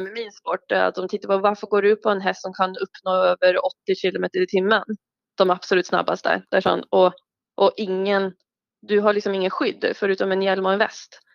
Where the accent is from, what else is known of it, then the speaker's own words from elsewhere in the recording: Oslo, Norway; Oslo och det var mm. fem minuter från en galoppbana